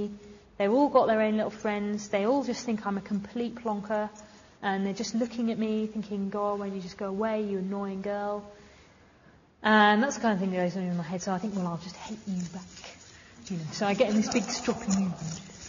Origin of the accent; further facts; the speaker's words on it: Sheffield, Yorkshire and the Humber, United Kingdom; how are you? You know, I'm from Sheffield